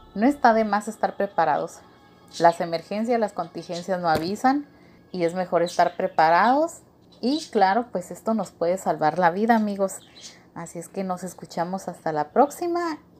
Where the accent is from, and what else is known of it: Mexico